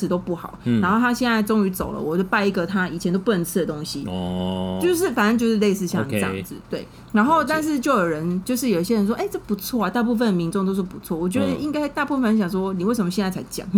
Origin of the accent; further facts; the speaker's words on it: Taiwan; 我们台湾人